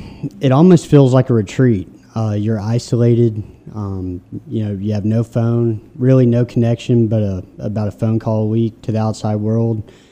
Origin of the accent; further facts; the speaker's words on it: Memphis, Tennessee, United States; Well, I'm from the greater Memphis area. Yeah, I grew up and went to Briarcrest around Memphis. Collierville, Germantown is kind of the outskirts where I grew up.